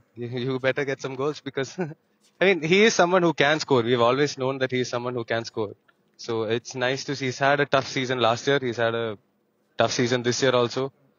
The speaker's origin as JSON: {"language": "English", "country": "India", "said": "as an Indian"}